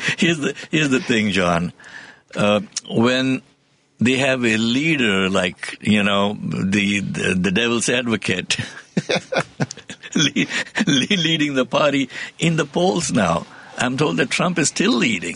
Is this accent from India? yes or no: yes; India; moved away; I came from India, but the India that I came from